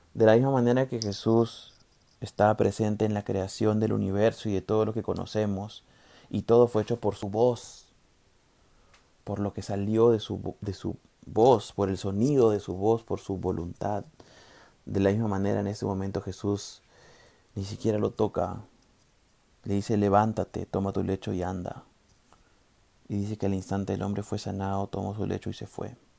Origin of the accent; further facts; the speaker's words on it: Peru; los peruanos somos más peruanos